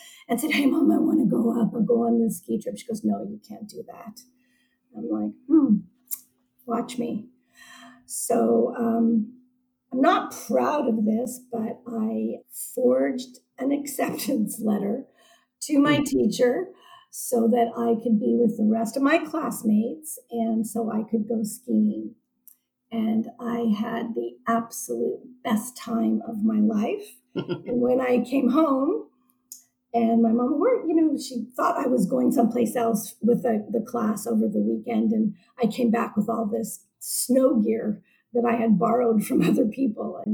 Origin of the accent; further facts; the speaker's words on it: San Francisco, California, United States; also born or lived in Seattle, Washington; I was born in Seattle, Washington, and we moved to San Francisco when I was 7 months old. So I consider myself a San Francisco native